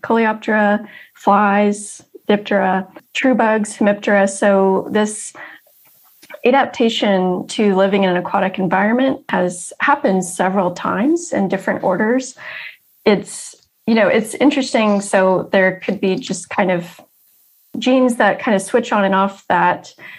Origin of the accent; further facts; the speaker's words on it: South Georgia, United States; where I grew up in South Georgia